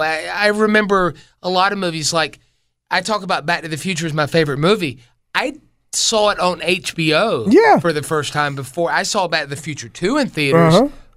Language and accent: English; Taylors, South Carolina, United States; also born or lived in Poe Mill, Greenville, South Carolina; when we moved from Poe Mill, which was like a $25,000 house, mm-hmm. to Taylor's, which was like nearing six figures.